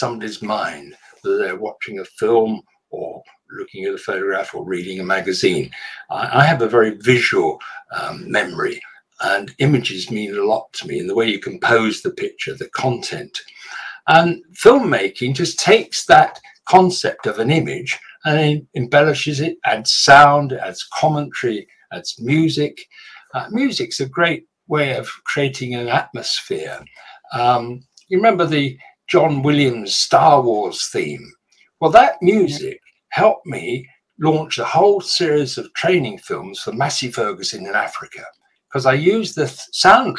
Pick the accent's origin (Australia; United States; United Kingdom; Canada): United Kingdom; London; moved away as an adult; growing up in London